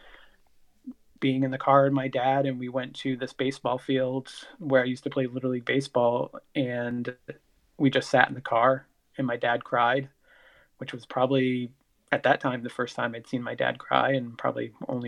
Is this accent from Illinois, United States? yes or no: no; Sanford, Maine, United States; I grew up in Sanford, Maine, which is the southern part of Maine